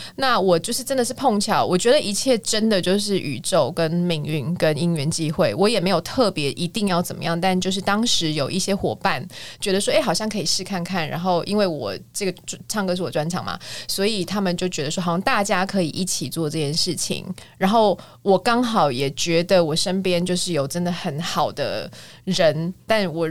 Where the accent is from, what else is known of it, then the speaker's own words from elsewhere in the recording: Kaohsiung, Taiwan; moved away as an adult; also born or lived in United States; 我是高雄人